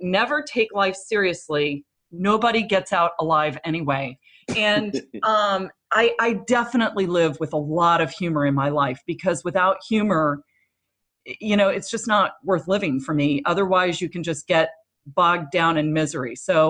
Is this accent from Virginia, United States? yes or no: yes; Williamsburg, Virginia, United States; also born or lived in Asia; So I lived in Asia quite a bit for about 6 years. And then I went to high school. Yeah. Oh yes. And then, I lived in Williamsburg, Virginia and went to high school there